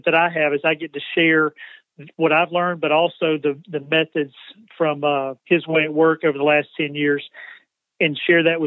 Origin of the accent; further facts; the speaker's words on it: LaGrange, Georgia, United States; moved away as an adult; now in Spartanburg, United States; Home is, up until the last 2 weeks, was in LaGrange, Georgia, about an hour south of Atlanta